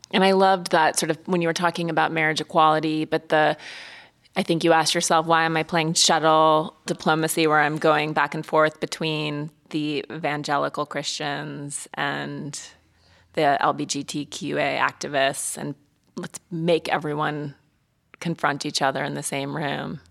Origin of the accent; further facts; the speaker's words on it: Montana, United States; moved away; growing up in Montana